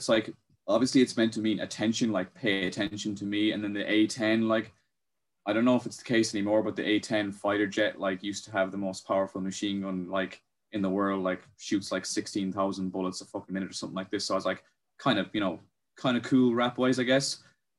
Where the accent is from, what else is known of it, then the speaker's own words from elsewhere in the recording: Ireland; accent: neutral Irish; have a very, neutral Irish accent. Like, you couldn't really pinpoint where I'm from. You just say I'm Irish, like.